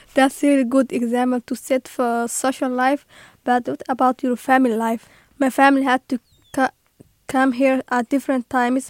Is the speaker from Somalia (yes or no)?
yes; Somalia; English is a second language; moved away as an adult; now in United States; I'm from Somalia.